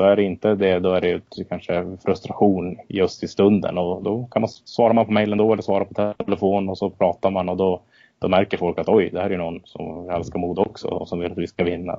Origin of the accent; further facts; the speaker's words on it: Örnsköldsvik, Västernorrland County, Sweden; moved away as an adult; Min, bakgrund, jag flyttade ifrån Örnsköldsvik ganska exakt eh, när arenan byggdes